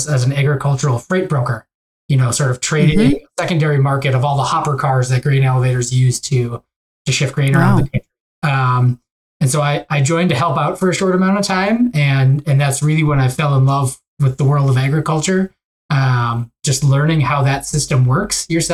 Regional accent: Ramsey, Minnesota, United States; I grew up in an area called Ramsey, Minnesota

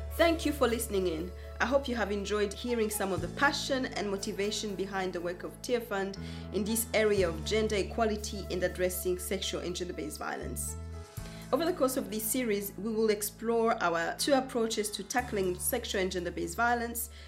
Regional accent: Rwanda; I am from Rwanda

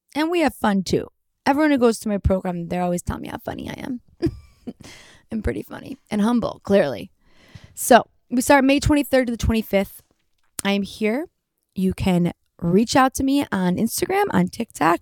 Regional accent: Detroit, Michigan, United States; now in Los Angeles, United States; from Detroit

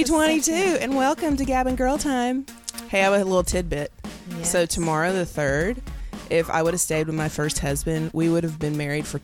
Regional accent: Nashville, Tennessee, United States; moved away; I'm from Nashville. I haven't been there in 30 years

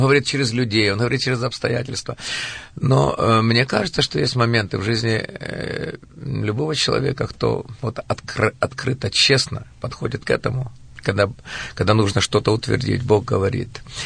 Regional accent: Kirovohrad, Kirovohrad Oblast, Ukraine; я родился в Украине, в городе Кировограде, в семье потомственных верующих

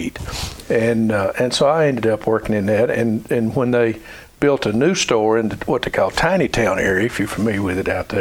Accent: Adams, Tennessee, United States; I was raised up, you know, in a rural community of Adams.

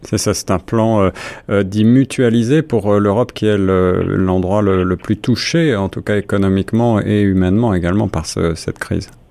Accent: Canada; chez nous au Canada

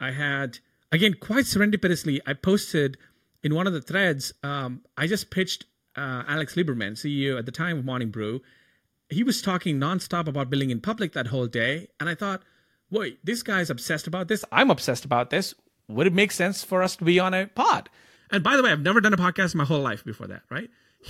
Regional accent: India; English is a second language; moved away as an adult; And I'm an immigrant from India for about, I don't know, 6, 7 years.

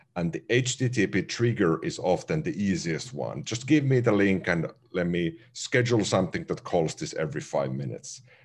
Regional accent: Finland; first language Finnish; English is a second language; Finnish, my native language

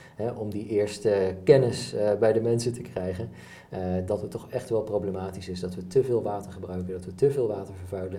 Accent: Enschede, Overijssel, Netherlands; we hebben gemiddeld als Nederlander en dus ook als Enschedeer

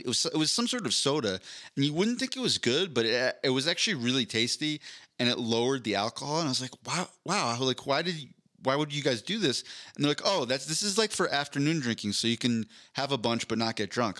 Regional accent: Philadelphia, Pennsylvania, United States; now in Denver, United States; I'm from Philadelphia

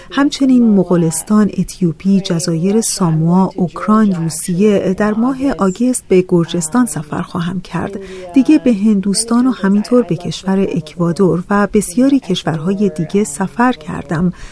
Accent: United States; من در یک خانواده بهایی بزرگ شدم. پدر و مادرم آمریکایی هستند و من در آمریکا متولد شدم. اونها من رو با تعالیم آین بهایی پرورش دادند و از طرفی من در یک محیط شهری در آمریکا بزرگ شدم.

